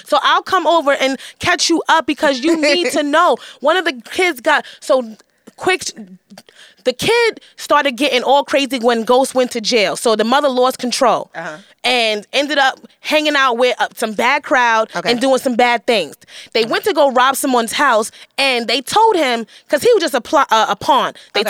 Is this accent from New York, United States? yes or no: yes; New York, United States; Well, I grew up in Hell's Kitchen, so I never seen it, so I'm amused.